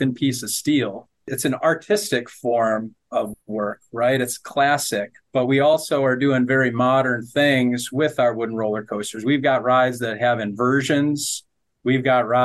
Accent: Detroit, Michigan, United States; I grew up in the Detroit area of Michigan

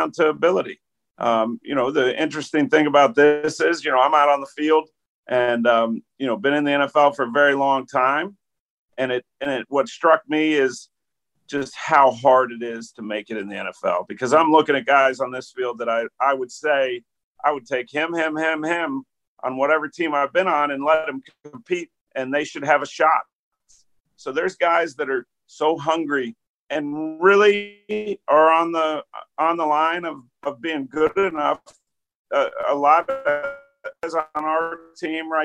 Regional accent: Pittsburgh, Pennsylvania, United States; moved away as an adult; growing up in Pittsburgh

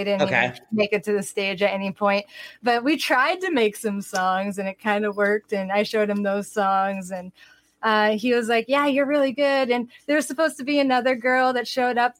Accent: Manchester, New Hampshire, United States; We are from the East Coast. We are from the New England area, Manchester, New Hampshire, to be specific

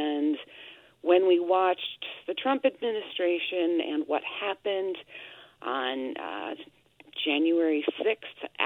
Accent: United States; now in Quebec, Canada; as an American

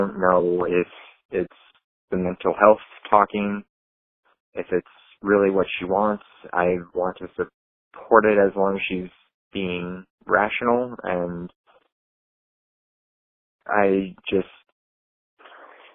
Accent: Iowa, United States; I'm from Iowa.

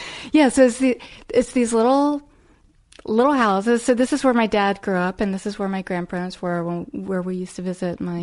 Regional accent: Arlington, Virginia, United States; now in New York, United States; I grew up in Arlington, Virginia

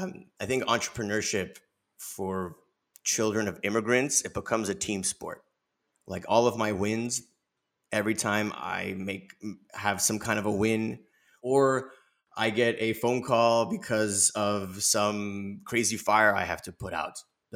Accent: Los Angeles, California, United States; I'm born and raised in Los Angeles, but my family came here in the late 80s. They're from the Soviet Union, and they're from what is now Ukraine. They're from Kyiv.

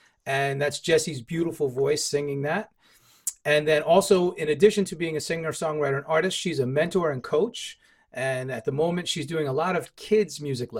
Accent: New York, United States; moved away; Being a New Yorker, you know, I'm from the right coast.

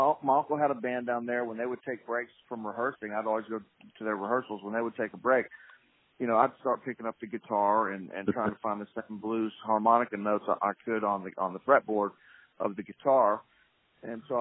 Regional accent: Pensacola, Florida / Alabama state line, United States; now in Nashville, United States; I was born in Pensacola, Florida, raised on

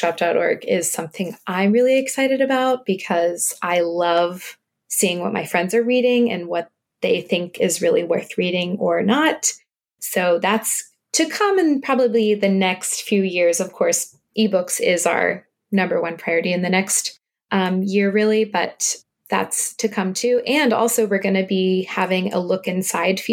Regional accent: the South, United States; moved away; I'm actually originally from the South

